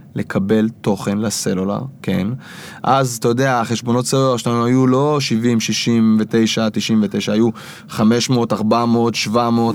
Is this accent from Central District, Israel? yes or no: yes; Kfar Saba, Central District, Israel; אני מכפר סבא במקור